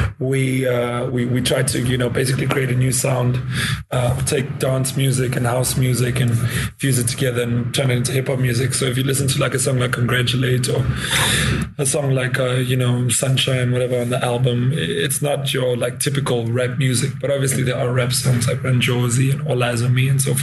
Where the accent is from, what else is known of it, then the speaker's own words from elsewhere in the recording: South Africa; South Africa, in my home country.